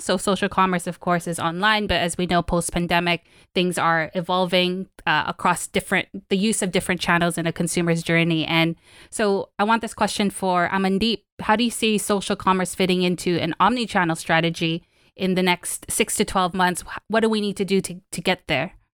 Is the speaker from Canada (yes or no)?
no; Philippines; I'm from the Philippines